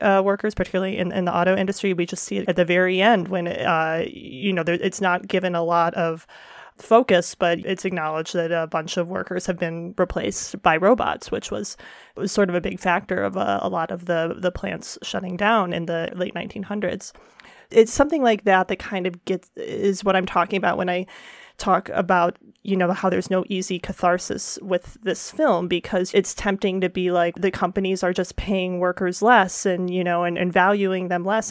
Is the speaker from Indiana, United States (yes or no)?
no; Detroit, Michigan, United States; my hometown is Detroit